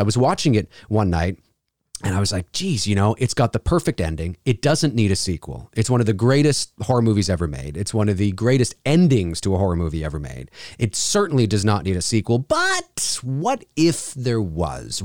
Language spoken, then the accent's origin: English; Canada; also born or lived in Toronto, Canada; I work out of my professional home studio here in Toronto, Canada. And yes, I am Canadian.